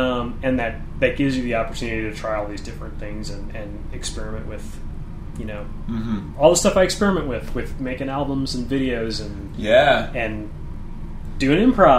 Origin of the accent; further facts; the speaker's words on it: St. Louis, Missouri, United States; But I came from St. Louis, and St. Louis is so anti-art and so anti-community and so anti-trying things with each other